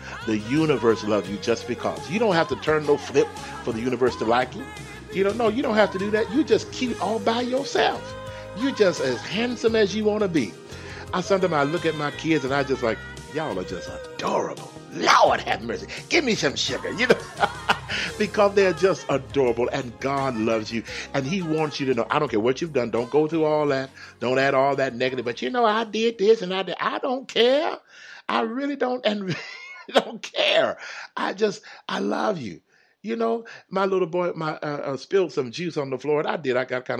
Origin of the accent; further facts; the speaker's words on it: Houston, Texas, United States; I enjoy the cold because I'm from Texas. I'm from Houston. We didn't even have no snow.